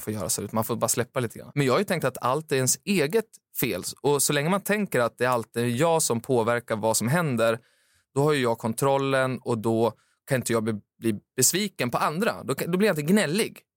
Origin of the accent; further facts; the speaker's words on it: Timrå, Västernorrland County, Sweden; moved away; där jag kommer från, Timrå